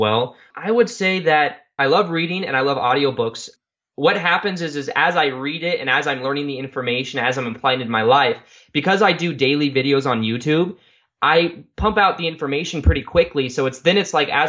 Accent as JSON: {"language": "English", "town": "Las Vegas", "region": "Nevada", "country": "United States", "said": "I'm from Vegas."}